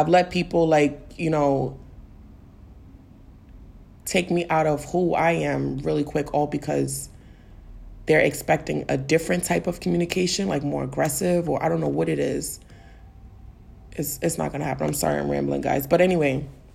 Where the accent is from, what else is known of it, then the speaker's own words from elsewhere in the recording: New York City, New York, United States; I'm from the Bronx, so I'm a New Yorker, you know? Naturally, it's in my swag to have like some sort of like, you know, like edge to how I speak